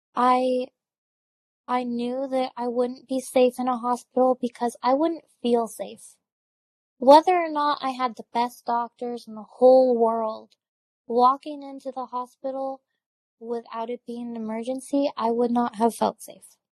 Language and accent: English; Washington, United States; now in Texas, United States; I'm from Washington, dark and cold